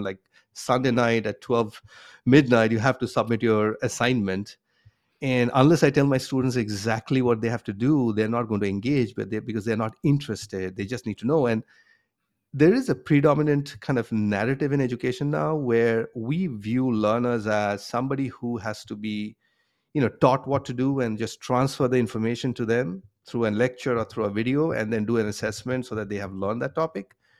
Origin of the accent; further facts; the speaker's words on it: Kolkata, West Bengal, India; moved away as an adult; also born or lived in Bombay, India / Boston, United States; now in United States; I grew up in India, um, in a city called Calcutta